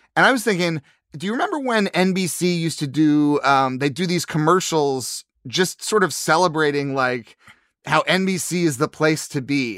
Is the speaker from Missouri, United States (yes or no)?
yes; Missouri, United States; I grew up in Missouri